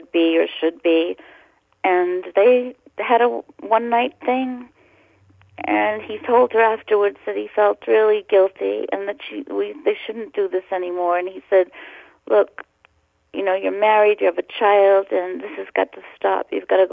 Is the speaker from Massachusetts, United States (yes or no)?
yes; Boston, Massachusetts, United States; born or raised there